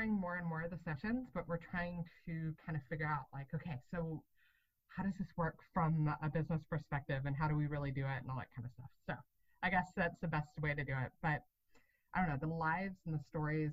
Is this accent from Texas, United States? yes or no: no; Atlanta, Georgia, United States; also born or lived in Wisconsin; now in Georgia, United States; I'm from Atlanta originally. And so we ended up moving down to Georgia in 2015